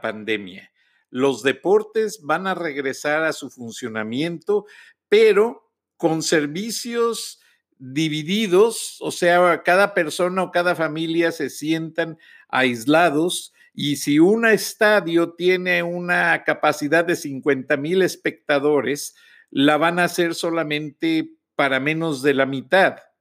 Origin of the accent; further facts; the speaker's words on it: Mexico; como decimos en México